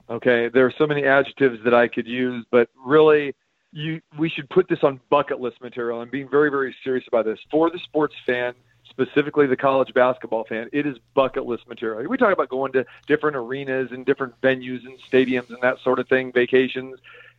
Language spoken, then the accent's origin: English; Sacramento, California, United States; I was credentialed and all set to go back to my hometown in Sacramento, 2 weeks ago.